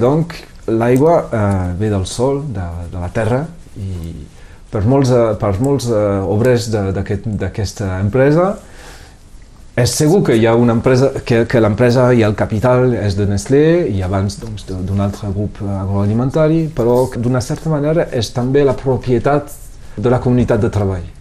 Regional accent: Perpignan, Occitania, France; born or raised there; Catalan is a second language

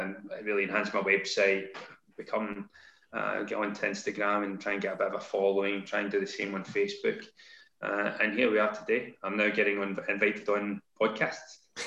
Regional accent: Glasgow, Scotland, United Kingdom; moved away as an adult; also born or lived in London; now in Kent, United Kingdom; So I'm based in Kent, despite the strange accent. I moved down from Glasgow.

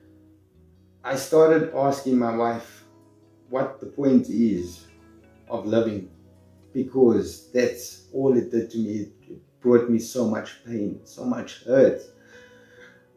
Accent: Johannesburg, Gauteng, South Africa; I was born in Johannesburg South. I spent most of my life there.

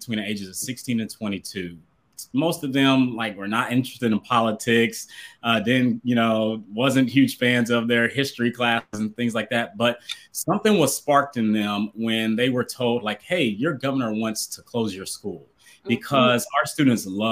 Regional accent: Columbus, Ohio, United States; also born or lived in Dayton, Ohio; now in Atlanta, United States; I live in Atlanta, Georgia. I'm originally from Columbus, Ohio.

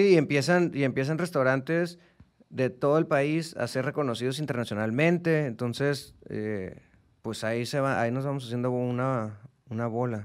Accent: Mexico; como mexicanos

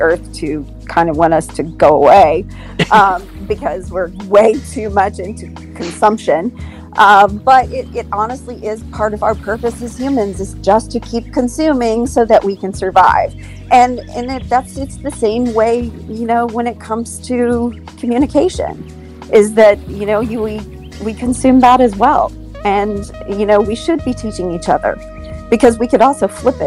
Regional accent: Houston, Texas, United States; I am from Houston, Texas

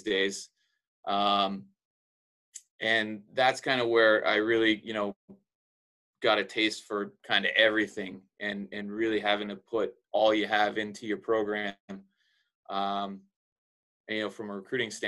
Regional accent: Canada; moved away as an adult; also born or lived in Florida; now in Laredo, United States; I was born and raised in Canada

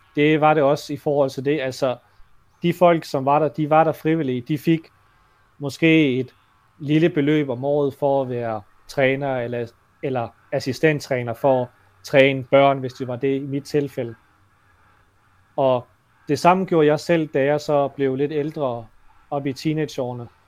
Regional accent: Denmark; som dansker og har opvokset her

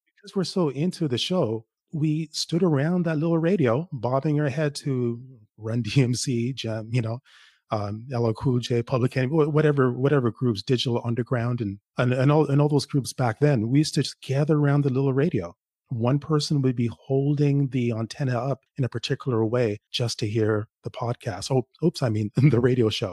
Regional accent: Toronto, Ontario, Canada; also born or lived in Jamaica; now in Ottawa, Canada; I live in Ottawa, but I, I grew up in Toronto. Originally, I'm from Jamaica. I grew up in Toronto.

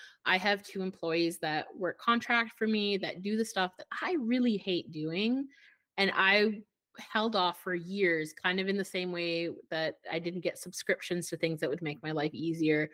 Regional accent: Edmonton, Alberta, Canada; now in Okanagan, Canada; So I'm from Alberta and I'm from Edmonton, which has a very different mindset than living in BC

